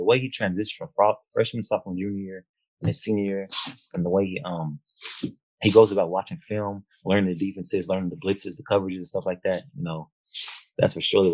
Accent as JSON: {"language": "English", "area": "Bay Area", "region": "California", "country": "United States", "tie": "born or raised there", "also_born_or_lived": "Martinez, California / Alabama", "moved": "as an adult", "said": "So I'm born there, but I never lived there. I'm originally from I lived everywhere in the Bay Area, so San Francisco, Richmond, Oakland, like Antioch"}